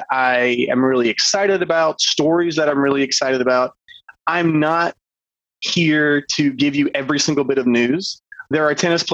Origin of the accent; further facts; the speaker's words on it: Georgia, United States; I grew up in Georgia